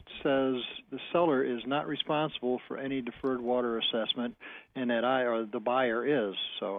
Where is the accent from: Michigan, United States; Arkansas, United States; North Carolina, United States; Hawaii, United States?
Michigan, United States; Sebewaing; from Seawang, the sugar beet capital of Michigan.